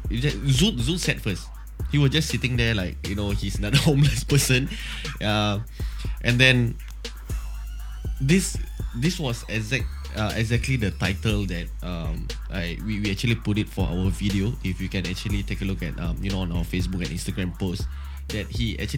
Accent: Geylang, Singapore; I'm from Geylang. You know, we are from the same uh, division and, and stuff like that.

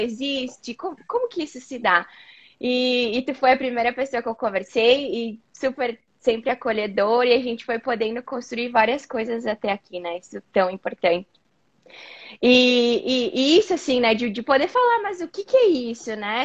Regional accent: Caxias do Sul, Rio Grande do Sul, Brazil; moved away as an adult; now in United States; eu sou natural de Caxias do Sul, no Rio Grande do Sul, e acabei me mudando aqui para os Estados Unidos há mais ou menos dois anos e meio

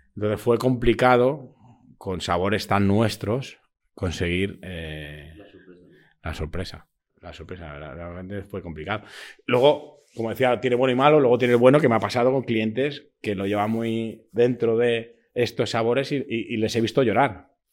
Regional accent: Madrid, Community of Madrid, Spain; also born or lived in Catalonia / Berlin / The Hague / London; yo soy madrileño

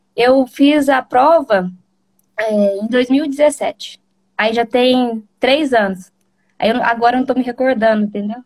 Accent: Bom Sucesso, Minas Gerais, Brazil; sou de Minas Gerais, sou de bom sucesso.

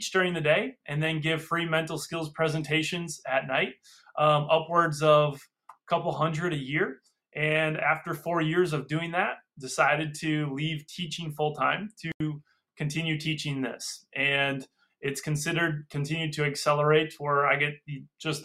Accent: Freedom, Wisconsin, United States; I'm from Freedom, Wisconsin

